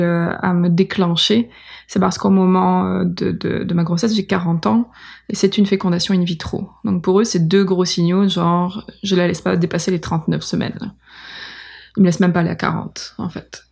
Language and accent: French; France; now in Montreal, Canada; je suis blanche, euh, je viens de France